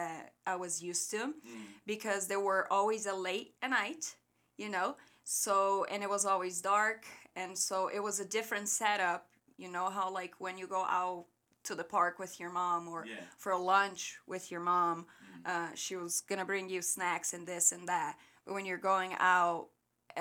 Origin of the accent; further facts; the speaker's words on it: Rio Grande do Sul, Brazil; English is a second language; moved away; I was born and raised in the very south of Brazil